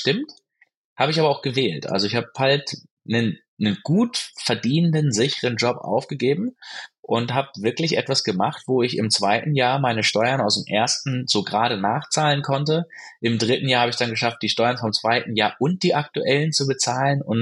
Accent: Baden-Württemberg, Germany; moved away as an adult; Ich bin so klassisch äh, gut behüteter Mittelstand aufgewachsen am Fuße des Schwarzwalds

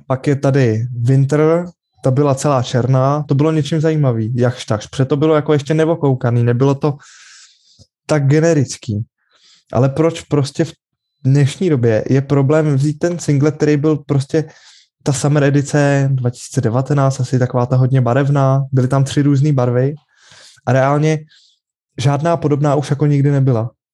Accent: Czechia; u nás v Čechách

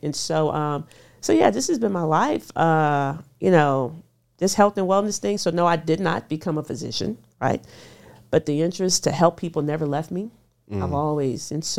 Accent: Houston, Texas, United States; I'm from Houston, Texas. So I'm cooking fried foods and drinking soda.

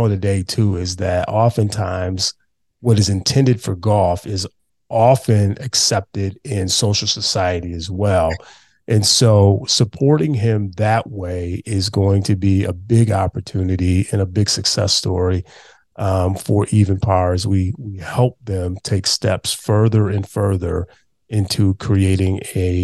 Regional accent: Chicago, Illinois, United States; born or raised there

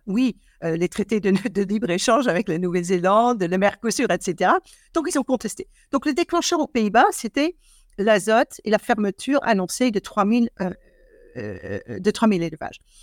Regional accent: Eindhoven, North Brabant, Netherlands; French is a second language; now in France; je suis née à Eindhoven, hein, donc qui est effectivement la partie sous les fleuves, donc la partie catholique des, des Pays-Bas où je suis née

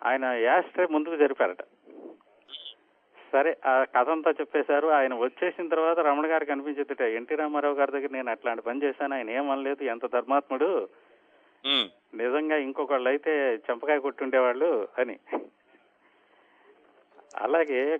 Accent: Machilipatnam, Andhra Pradesh, India; మాది అసలు native place Machilipatnam అండి

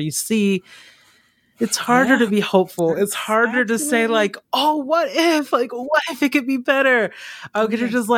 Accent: Georgia, United States; also born or lived in Mississippi; growing up in Georgia, I mean, I have those very specific memories

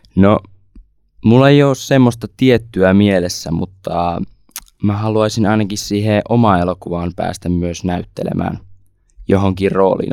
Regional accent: Savonia, Finland; tuon tuolta Savosta, 18-vuotias lukiolainen

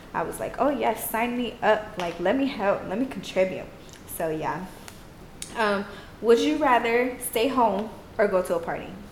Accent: Austin, Texas, United States; also born or lived in Houston; I was born in Austin and I lived part of my life in Austin and even in Houston

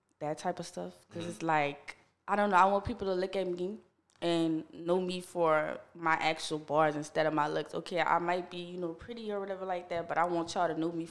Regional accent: West Bank, New Orleans area, Louisiana, United States; I'm from the West Bank. Mm-hmm. So, it's like around, like, Woodmere, Harvey, that area. Mm-hmm. I grew up over there, like, my whole life

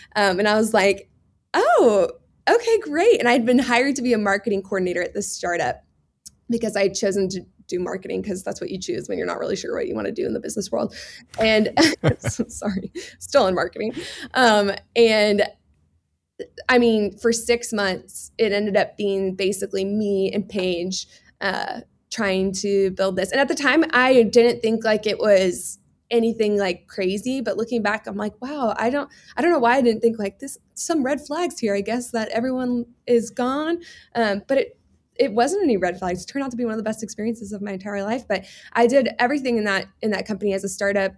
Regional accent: Houston, Texas, United States; I grew up in Houston, Texas, the sweatiest place because we have really high humidity

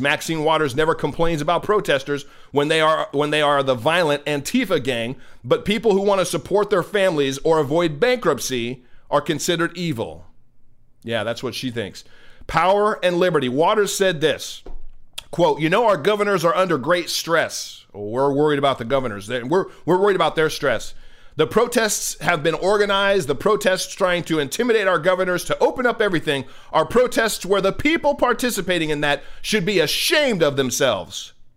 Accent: California, United States; I'm from California. It's my home state. I was born in California

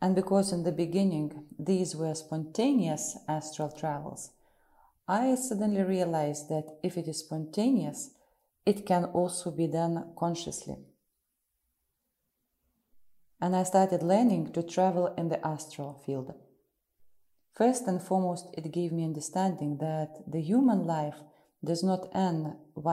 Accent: Russia; also born or lived in Ukraine; I'm from Russia and live in the city of Moscow

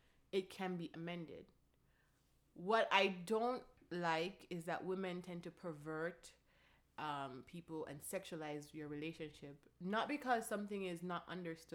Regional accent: Jamaica; I am Jamaican. I am Caribbean. Culturally, we are very affectionate

